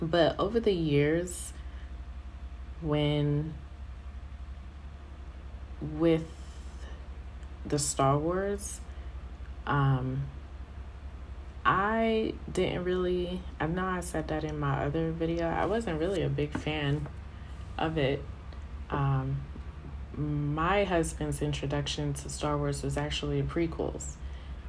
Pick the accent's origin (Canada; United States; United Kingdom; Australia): United States; New York City, New York; moved away as an adult; now in Colorado, United States; born and raised in Brooklyn and in Queens